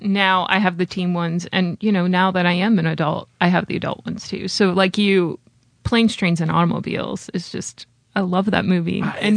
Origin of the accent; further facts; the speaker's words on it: Chicago, Illinois, United States; moved away; I grew up in Chicago.